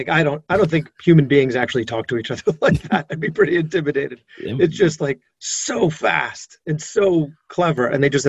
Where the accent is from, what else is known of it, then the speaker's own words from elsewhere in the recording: New York, United States; I'm a New Yorker